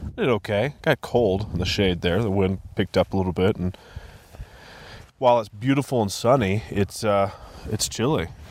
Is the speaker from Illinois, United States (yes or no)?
no; Vail, Colorado, United States; also born or lived in Denver, Colorado; I grew up in Vail, Colorado